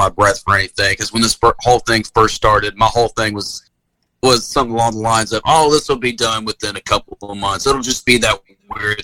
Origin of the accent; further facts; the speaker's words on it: Nutbush, Tennessee, United States; now in Charlotte, United States; I'm a hick from Nutbush, Tennessee